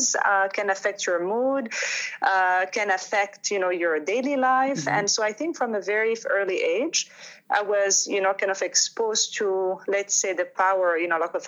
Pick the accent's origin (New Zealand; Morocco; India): Morocco; Fez, Fès-Meknès; moved away as an adult; now in Toronto, Canada; one in Fez, which is my hometown